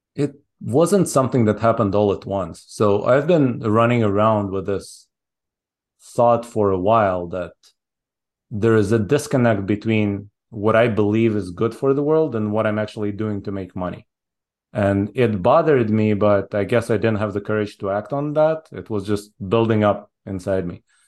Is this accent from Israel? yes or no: yes; Israel; moved away as an adult; also born or lived in Soviet Union / Japan; now in United States; I was born in the Soviet Union. I moved to Israel when I was six. So I grew up in Israel all the way through college.